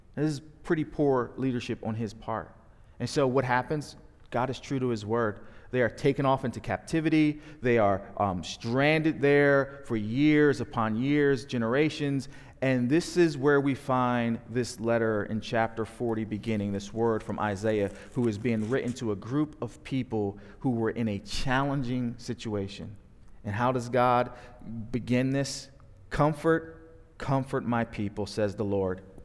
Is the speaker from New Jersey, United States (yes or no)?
yes; New Jersey, United States; moved away as an adult; also born or lived in Dallas, Texas; now in Roanoke, United States; We are born and raised in South Jersey